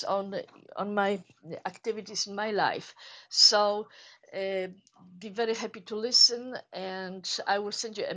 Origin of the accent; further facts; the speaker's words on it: Poland; English is a second language; moved away; I am originally from Poland, as you can hear